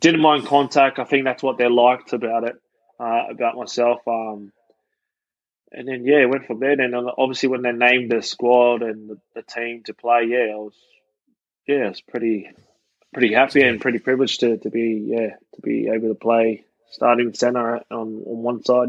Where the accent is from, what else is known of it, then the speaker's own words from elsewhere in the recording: Australia; also born or lived in Auckland, New Zealand; My old man moved to Oz for a better opportunity.